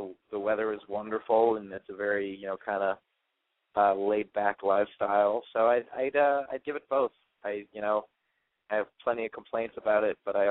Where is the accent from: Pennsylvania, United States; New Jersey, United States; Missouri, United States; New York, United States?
New York, United States; New York City; I'm from New York City, and we still don't have a Walmart